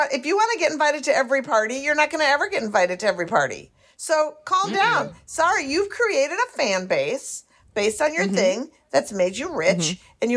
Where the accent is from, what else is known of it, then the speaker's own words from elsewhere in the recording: Minneapolis, Minnesota, United States; moved away; also born or lived in Brooklyn; I'm from Minneapolis.